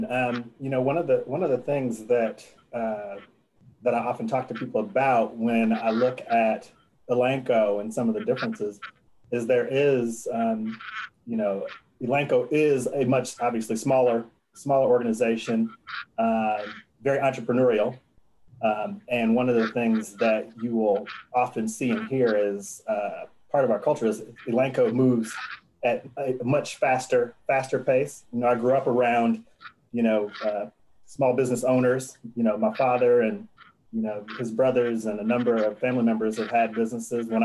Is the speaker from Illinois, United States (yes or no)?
yes; Oak Park, Illinois, United States; moved away; in a, a, town just outside of Chicago called Oak Park.